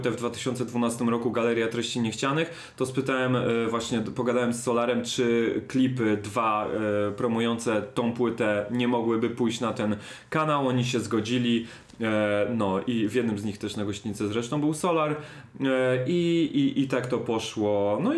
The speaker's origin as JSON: {"language": "Polish", "region": "London", "country": "United Kingdom", "tie": "born there", "said": "zresztą ja się urodziłem w Londynie i przez parę lat tam mieszkałem, także, e, także ten angielski no, no jakoś tam też ogarnął"}